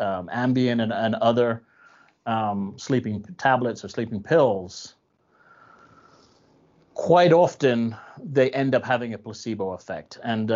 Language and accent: English; Ireland; I'm Irish, so it's in my culture to make sure that that I have that in my system at all times.